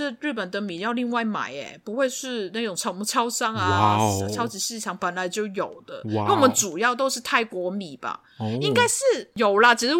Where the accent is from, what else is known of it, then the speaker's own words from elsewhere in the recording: Hong Kong; 我们香港都是吃泰国米的